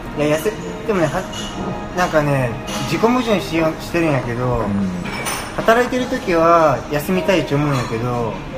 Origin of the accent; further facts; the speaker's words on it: Oita, Japan; moved away as an adult; also born or lived in Tokyo; 僕もあのまあこっち出身